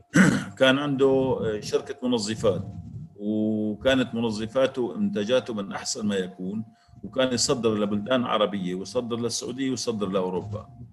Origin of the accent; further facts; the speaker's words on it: Syria; نحن كسوريين